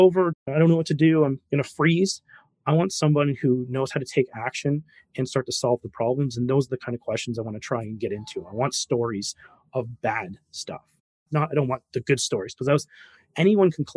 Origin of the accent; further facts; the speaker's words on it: Canada; Me being a Canadian